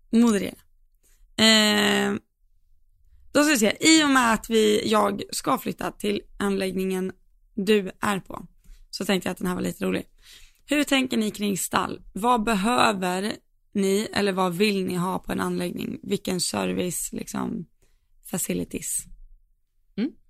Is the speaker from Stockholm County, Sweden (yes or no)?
no; Falun, Dalarna County, Sweden; Men jag är från Falun, born and raised.